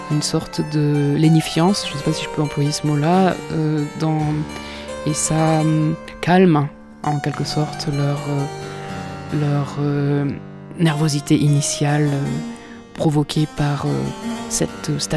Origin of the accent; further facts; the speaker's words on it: Poitou, Nouvelle-Aquitaine, France; parce que je suis du Poitou.